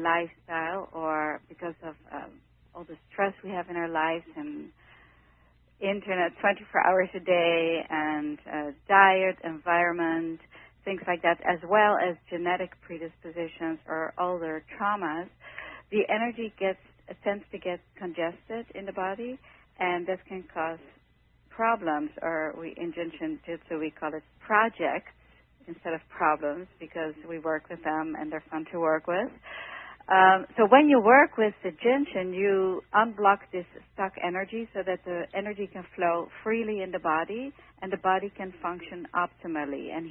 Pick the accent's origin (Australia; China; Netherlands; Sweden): Netherlands; moved away as an adult; now in New York City, United States; I came from the Netherlands when I was 18 years old